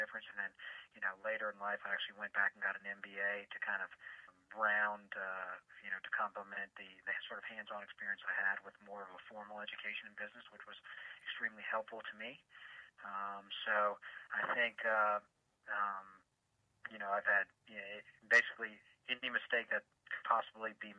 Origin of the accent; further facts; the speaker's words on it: New Orleans, Louisiana, United States; also born or lived in Washington, D.C.; now in Atlanta, United States; I was born in Washington, D., but I grew up and all my family is from New Orleans, Louisiana, so that's home for me